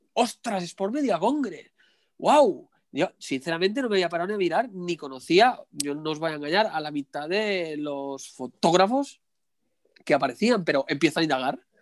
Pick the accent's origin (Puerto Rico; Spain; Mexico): Spain; Barcelona, Catalonia; Yo soy de, de Barcelona